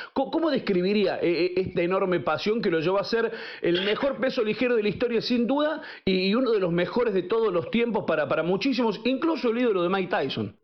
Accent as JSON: {"language": "Spanish", "region": "Córdoba", "country": "Argentina", "said": "Nosotros somos de Córdoba"}